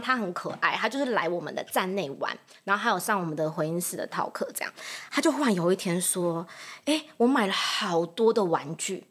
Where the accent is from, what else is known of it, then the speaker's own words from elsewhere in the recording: Taoyuan, Taiwan; moved away as an adult; now in Zhunan, Taiwan; 我是桃园人